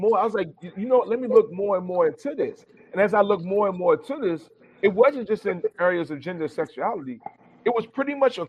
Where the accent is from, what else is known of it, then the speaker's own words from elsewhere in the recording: Richmond, Virginia, United States; …, …, because I'm a scholar from the hood. I grew up in Holland Park, Richmond, Virginia, 804, survived the jungle, and I got a PhD.